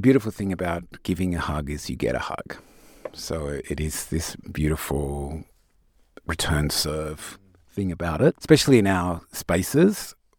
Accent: Tasmania, Australia; now in Sydney, Australia; I grew up in Tasmania

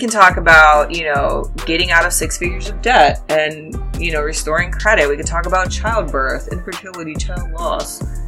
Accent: Ohio, United States; We're from Ohio

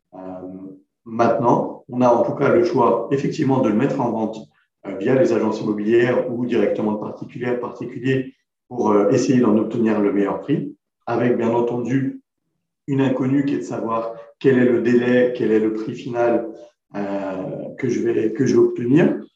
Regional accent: Creil, Hauts-de-France, France; J'ai grandi à Creil, dans l'Oise

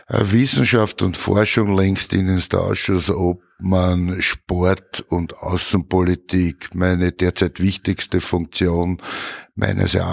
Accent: Vienna, Austria; Bin in Wien geboren, wohne in Wien, wie immer in meinem Heimatbezirk Wien-Donaustadt

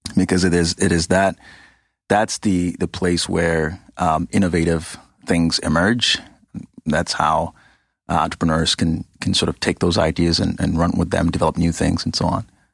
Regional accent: Ghana; moved away; I grew up in Ghana, West Africa.

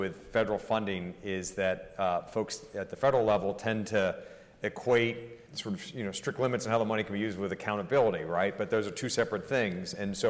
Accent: Florida, United States; I'm from Florida

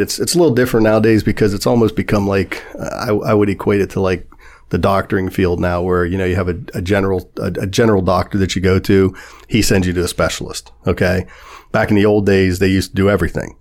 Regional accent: Warren, Ohio, United States; moved away as an adult; also born or lived in New York City; I was born and raised in Warren, Ohio

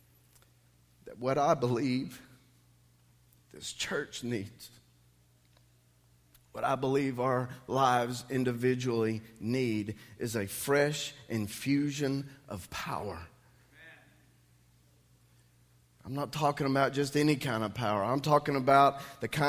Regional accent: Dallas, Tyler, Texas, United States; When I was younger, we lived in Dallas. We were members of First Baptist Church there

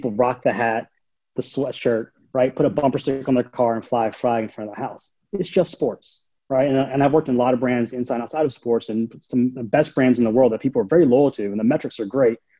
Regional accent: North Carolina, United States; also born or lived in New York; now in San Francisco Bay Area, United States; I grew up in North Carolina

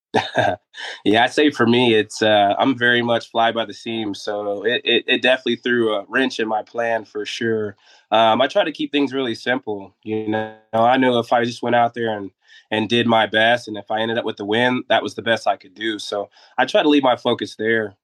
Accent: Dayton, Ohio, United States; I was a kid from Dayton, Ohio, that just loved to ride his bike, and I had to get around town just to go enjoy it with my friends.

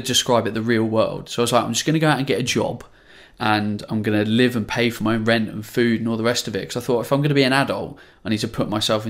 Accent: Ipswich, East of England, United Kingdom; I'm from Ipswich, Suffolk. So it was a long way away.

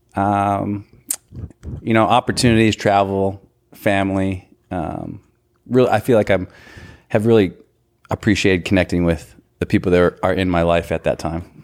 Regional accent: North Dakota, United States; moved away as an adult; now in Kansas, United States; I was born and raised in North Dakota

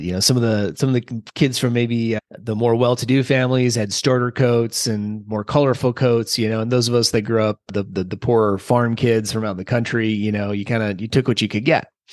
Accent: central Minnesota, United States; I grew up in Minnesota, central Minnesota, about, I don't know, four hours or so south of the Canadian border

